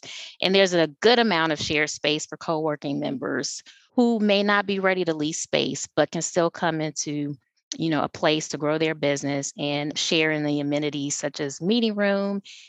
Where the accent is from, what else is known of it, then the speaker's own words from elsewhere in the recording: Atlanta, Georgia, United States; also born or lived in Chicago; So I'm from the Metro Atlanta area by way of Chicago, but I've been in Atlanta long enough to identify as a Georgia peach.